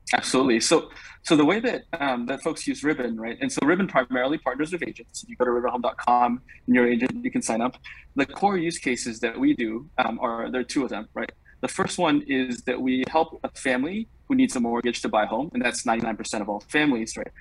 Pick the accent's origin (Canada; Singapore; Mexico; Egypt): Singapore; moved away as an adult; also born or lived in New York; now in United States; I grew up in Singapore, um, served in the military there for, for two years